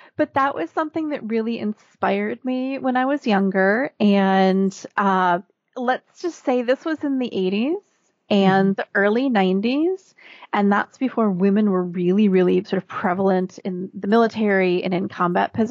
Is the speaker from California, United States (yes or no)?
no; Minnesota, United States; also born or lived in Northeast United States; now in Northeast, United States; I was born and raised in Minnesota. So a very typical Midwestern upbringing.